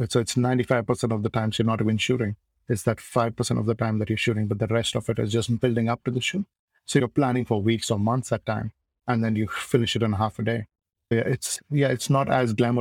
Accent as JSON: {"language": "English", "region": "Goa", "country": "India", "tie": "born or raised there", "moved": "as an adult", "lives_now": "Auckland, New Zealand", "said": "I grew up in Goa, like south of India, and I really grew up there"}